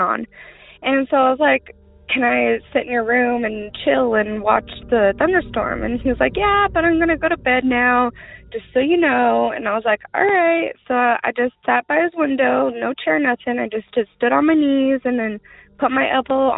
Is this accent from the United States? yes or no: yes; Rock Springs, Wyoming, United States; also born or lived in Washington; I'm from Rock Springs, Wyoming